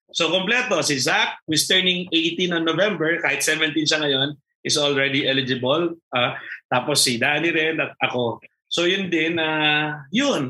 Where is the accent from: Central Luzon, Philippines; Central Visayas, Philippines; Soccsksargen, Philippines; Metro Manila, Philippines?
Central Luzon, Philippines; Tarlac; now in Antipolo, Philippines; ako ay taga Tarlac